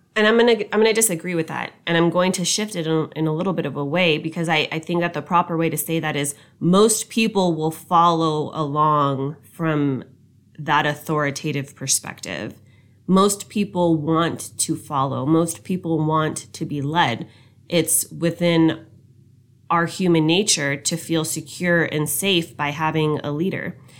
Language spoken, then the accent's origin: English; United States; us being an American